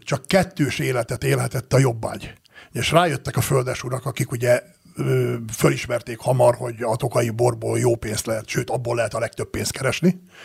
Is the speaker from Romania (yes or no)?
no; Great Hungarian Plain, Hungary; now in Tokaj region, Hungary; annak a Alföldnek, ahol én születtem, és ahonnan én ide származtam erre a vidékre